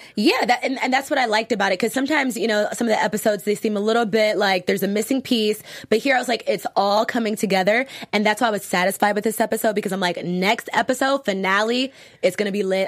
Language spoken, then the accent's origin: English; Virginia, United States; I'm from Virginia